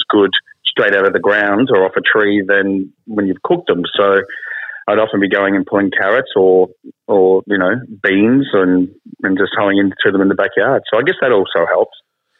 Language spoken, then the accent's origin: English; Dimboola, Victoria, Australia; Oh, yeah, absolutely. Well, my dad was a market gardener too.